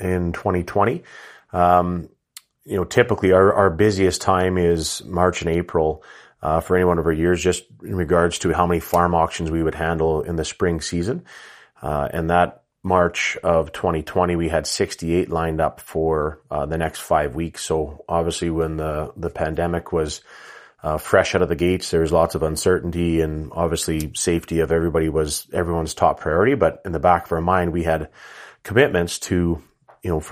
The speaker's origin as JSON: {"language": "English", "town": "Rouleau", "region": "Saskatchewan", "country": "Canada", "tie": "born or raised there", "said": "I am based out of southern Saskatchewan, actually in my hometown of Rollo, Saskatchewan, just 30 minutes southwest of Regina."}